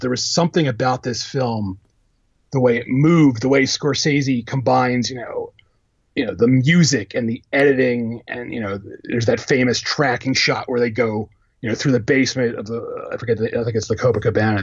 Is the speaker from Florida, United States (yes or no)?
no; Philadelphia, Pennsylvania, United States; I'm from Philadelphia